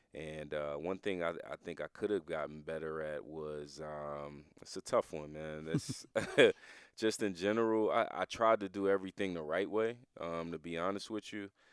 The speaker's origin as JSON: {"language": "English", "region": "New Jersey", "country": "United States", "tie": "born or raised there", "said": "We, we grew up in New Jersey together"}